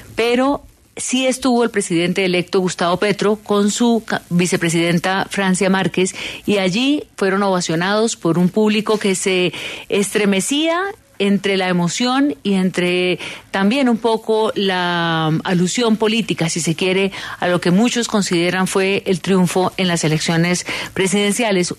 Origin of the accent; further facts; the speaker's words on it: Colombia; ¿Dónde estábamos los colombianos